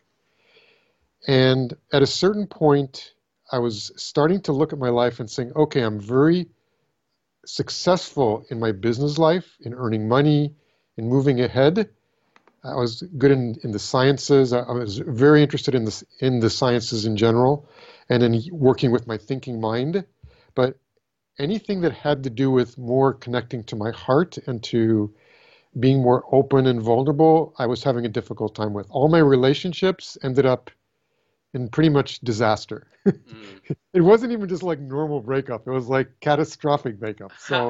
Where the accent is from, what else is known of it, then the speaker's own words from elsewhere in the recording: California, United States; So I was born in California